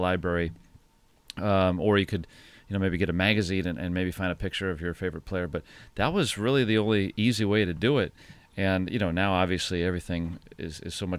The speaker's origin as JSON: {"language": "English", "town": "Detroit", "region": "Michigan", "country": "United States", "tie": "born or raised there", "moved": "yes", "lives_now": "Pittsburgh, United States", "said": "when I was a kid, I grew up in Detroit"}